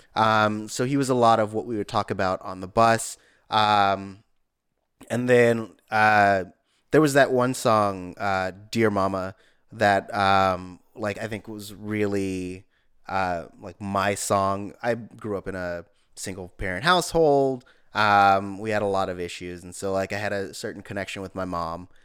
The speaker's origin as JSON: {"language": "English", "town": "East Palo Alto", "region": "California", "country": "United States", "tie": "born or raised there", "said": "in my neighborhood, I grew up in East Menlo Park"}